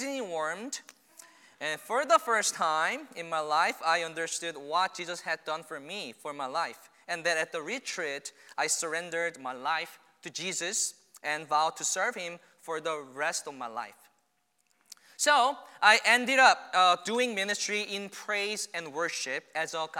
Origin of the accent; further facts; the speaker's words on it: South Korea; English is a second language; moved away as an adult; now in United States; I'm not from here originally. I was born in Korea, South Korea, to Christian family